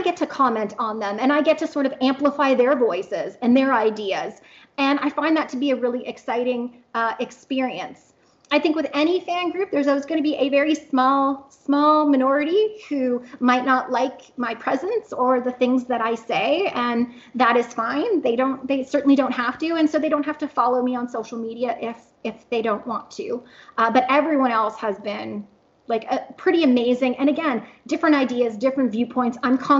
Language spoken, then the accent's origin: English; Canada; now in Oklahoma, United States; because I am in Oklahoma and I am kind of isolated. I'm Canadian, so my family's 2,000 kilometers away.